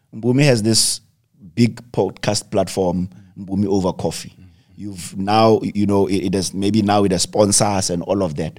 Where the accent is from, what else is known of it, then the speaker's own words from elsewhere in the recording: South Africa; as South African entrepreneurs